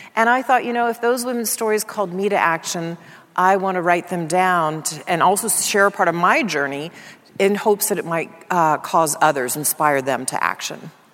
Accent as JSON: {"language": "English", "town": "Dallas", "region": "Texas", "country": "United States", "tie": "born or raised there", "said": "I grew up in Dallas, Texas"}